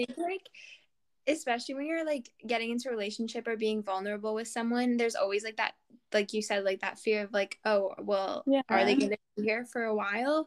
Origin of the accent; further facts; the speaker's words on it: Canada; we're Canadian